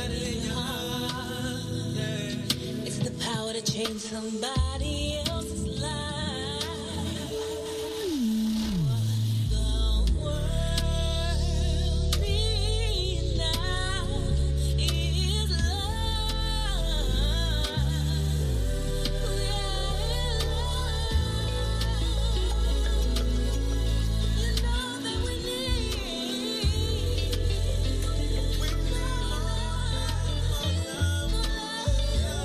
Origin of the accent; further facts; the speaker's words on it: Washington, District of Columbia, United States; when they come from my hometown, that's a plus plus